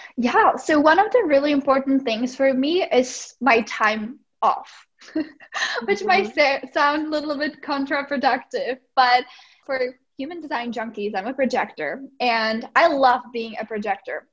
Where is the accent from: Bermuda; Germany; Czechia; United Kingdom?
Czechia; English is a second language; moved away as an adult; now in United States; I'm originally from the Czech Republic. So that's why I have a little bit of an accent.